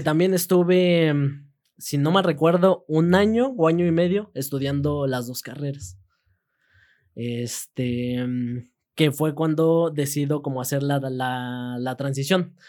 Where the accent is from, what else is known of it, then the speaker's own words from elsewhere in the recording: Peñamiller, Querétaro, Mexico; cuando era chiquito vivía en Peñamiller, entonces en Peñamiller siempre era que el duranguense, que el norteño, que este, la quebradita, que el, el reque. Ya después este, me vengo acá a Querétaro